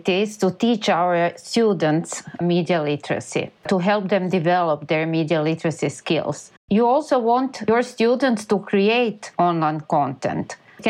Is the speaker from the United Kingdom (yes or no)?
no; Croatia; from Croatia.